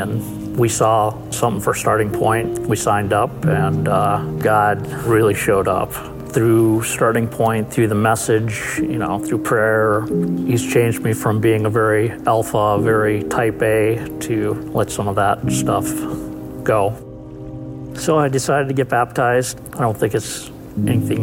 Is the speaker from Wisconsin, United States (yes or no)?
yes; Milwaukee, Wisconsin, United States; Growing up in Milwaukee, I was very religious.